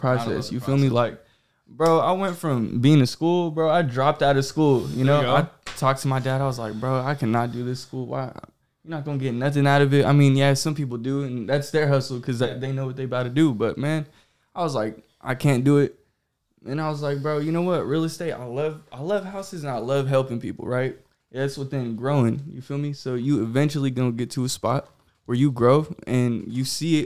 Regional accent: Ceres, California, United States; I'm from Ceres, California

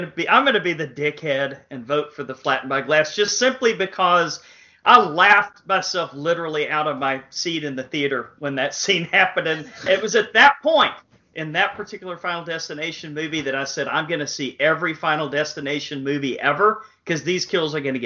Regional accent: Texas, United States; I am from Texas

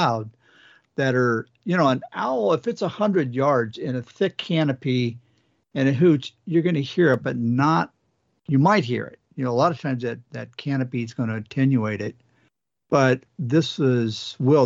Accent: Pacific Northwest, United States; we're all from the Pacific Northwest

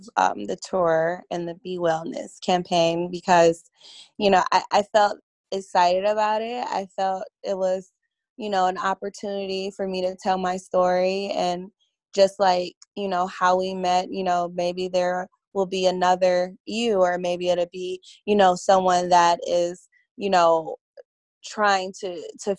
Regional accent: Detroit, Michigan, United States; moved away; I'm originally from Detroit

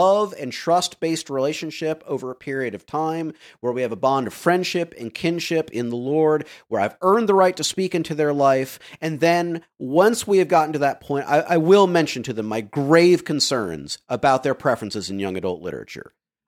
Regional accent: the South, United States; I grew up in the South as a preacher's kid.

